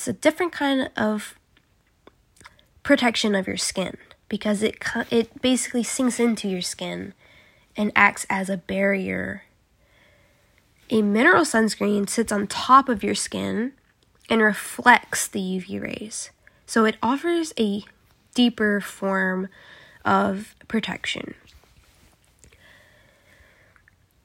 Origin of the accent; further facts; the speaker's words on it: South Korea; moved away; growing up in South Korea.